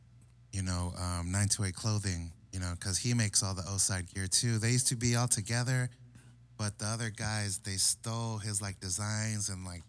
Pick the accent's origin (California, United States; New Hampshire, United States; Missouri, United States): California, United States; Oceanside; Both of us were actually from the streets of Oceanside, you know, born and raised